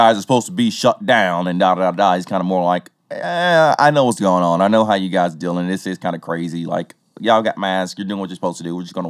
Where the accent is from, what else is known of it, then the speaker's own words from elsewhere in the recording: the South, United States; accent: southern; Forgive my southern accent, there's a lot of things here in Tennessee that are not pronounced right.